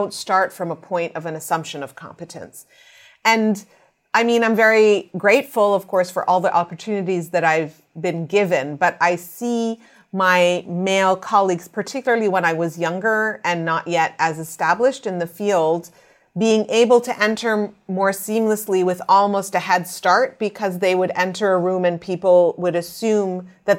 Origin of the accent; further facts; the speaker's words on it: Canada; I'm Canadian Egyptian.